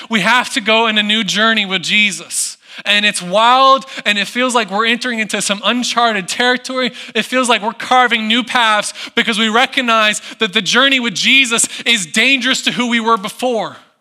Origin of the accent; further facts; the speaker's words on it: United States; moved away; I grew up in the Smoky Mountains